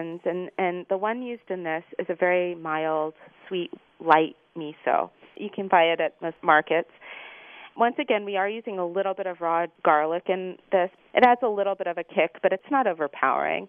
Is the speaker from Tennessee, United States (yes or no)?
no; Los Angeles, California, United States; moved away; also born or lived in New York City; growing up in Los Angeles